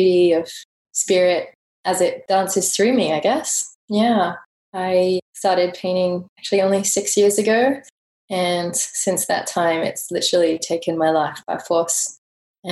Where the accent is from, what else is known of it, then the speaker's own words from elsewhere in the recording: England, United Kingdom; moved away; growing up in England, I did go to quite a lot of art galleries